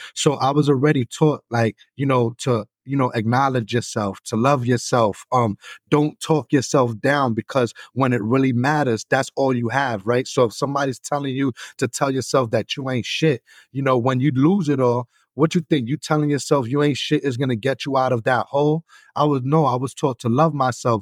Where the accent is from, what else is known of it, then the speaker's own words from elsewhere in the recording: New York City, New York, United States; moved away as an adult; now in Buffalo, United States; I'm originally from New York City